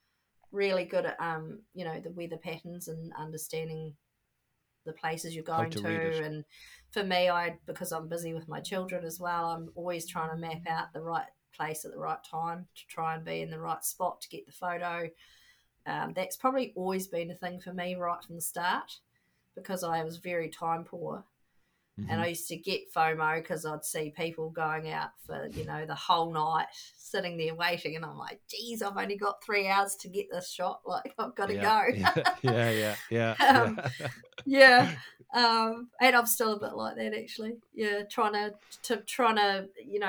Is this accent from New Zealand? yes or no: yes; New Zealand; being a New Zealander